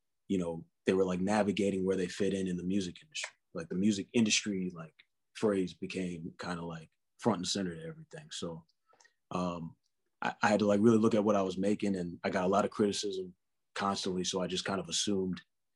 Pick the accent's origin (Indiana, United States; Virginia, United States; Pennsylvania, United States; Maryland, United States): Maryland, United States; Columbia; moved away as an adult; also born or lived in New York City; I grew up in Columbia, Maryland, so it was like the suburbs.